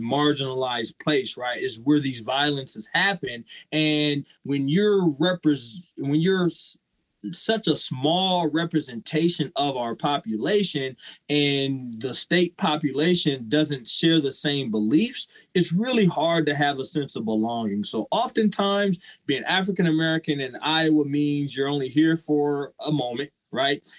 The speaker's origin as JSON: {"language": "English", "town": "Waterloo", "region": "Iowa", "country": "United States", "tie": "born or raised there", "said": "I'm originally from Waterloo, Iowa"}